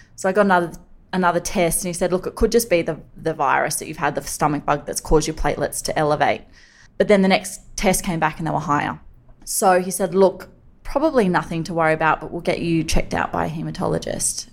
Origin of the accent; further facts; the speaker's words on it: Sydney, New South Wales, Australia; growing up on Sydney's northern beaches.